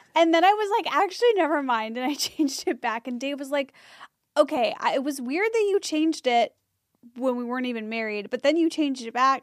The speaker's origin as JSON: {"language": "English", "town": "Skokie", "region": "Illinois", "country": "United States", "tie": "born or raised there", "moved": "yes", "said": "in my hometown that's, like, Skokie"}